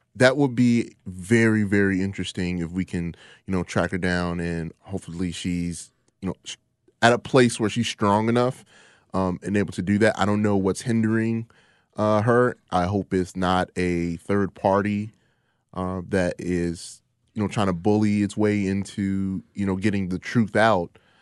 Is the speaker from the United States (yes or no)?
yes; United States; Me being an American black man